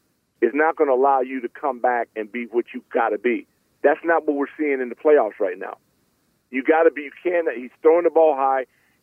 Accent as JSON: {"language": "English", "town": "Los Angeles", "region": "California", "country": "United States", "tie": "born or raised there", "moved": "yes", "said": "I grew up in Los Angeles. I had the Lakers and the Dodgers"}